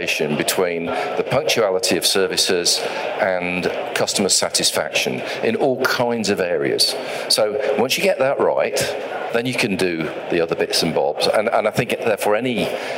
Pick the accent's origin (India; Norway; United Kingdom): United Kingdom; England; I'm an English, I can say English operator, British operator.